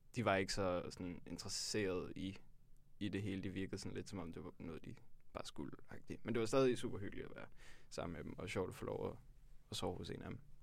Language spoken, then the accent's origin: Danish; Tølløse, Zealand, Denmark; jeg kommer fra Tølløse på Vestjylland